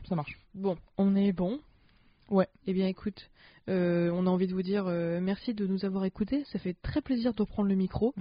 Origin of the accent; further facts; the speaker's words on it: the North, France; je viens du Nord